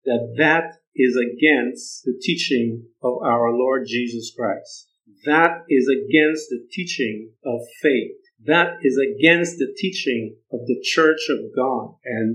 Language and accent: English; Guyana; I'm Guyana. Guyanese, and we're from Guyana, and the West Indies